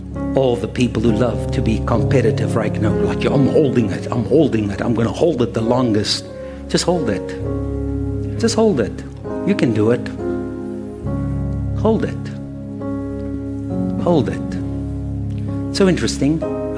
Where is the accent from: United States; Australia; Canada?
United States; Ohio; born there; I was born in Ohio.